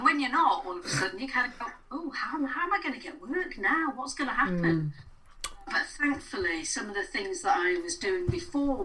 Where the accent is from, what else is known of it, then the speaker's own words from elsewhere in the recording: Blackpool, North West England, United Kingdom; I grew up in Blackpool